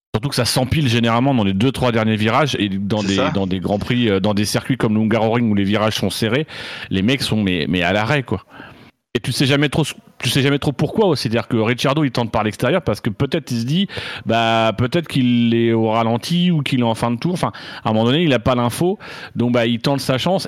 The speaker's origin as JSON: {"language": "French", "region": "Normandy", "country": "France", "moved": "yes", "said": "en tant que Normand"}